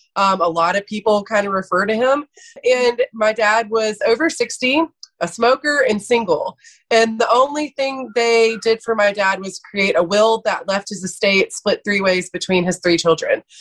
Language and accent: English; Athens, Georgia, United States; also born or lived in Atlanta, Georgia; So I am from Athens, Georgia